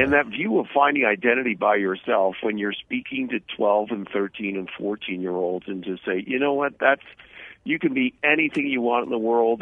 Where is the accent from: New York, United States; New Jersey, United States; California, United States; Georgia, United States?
New Jersey, United States; moved away; I came from New Jersey